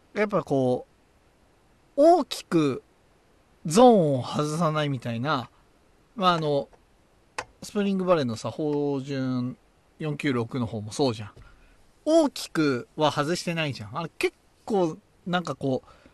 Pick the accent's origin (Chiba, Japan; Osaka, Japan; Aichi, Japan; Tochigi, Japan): Tochigi, Japan; accent: Tochigi dialect; 若干若干の栃木弁が出た